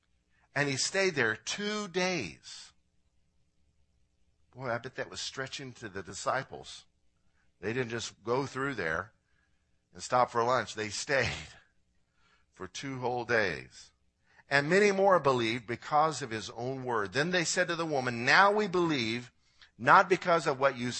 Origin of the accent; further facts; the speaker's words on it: Illinois, United States; I'm from Illinois